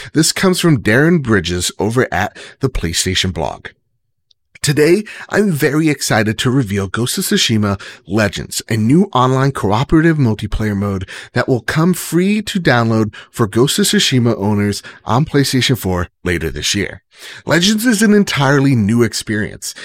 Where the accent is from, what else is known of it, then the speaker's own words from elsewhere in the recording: New Jersey, United States; I'm from Jersey.